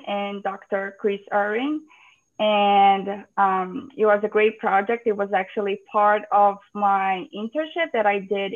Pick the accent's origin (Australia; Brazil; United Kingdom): Brazil; moved away as an adult; also born or lived in Ceará / Georgia, United States; now in United States; I'm originally from Brazil, and I completed my undergrad in environmental sciences at Federal University of Ceará